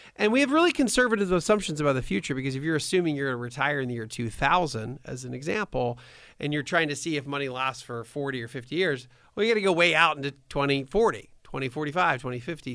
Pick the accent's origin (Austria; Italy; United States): United States; near Bryn Mawr, Pennsylvania; I'm from Pennsylvania, so I was actually, grew up kinda near Bryn Mawr